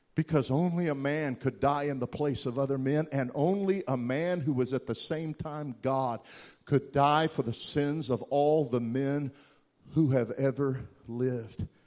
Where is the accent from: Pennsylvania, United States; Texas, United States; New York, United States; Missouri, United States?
Texas, United States; Wichita Falls; the little hovel of a house I grew up in Wichita Falls, Texas